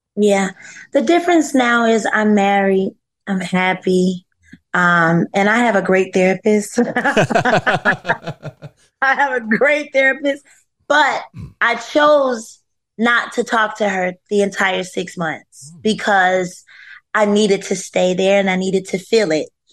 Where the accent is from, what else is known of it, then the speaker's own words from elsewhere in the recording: North Carolina, United States; I'm from North Carolina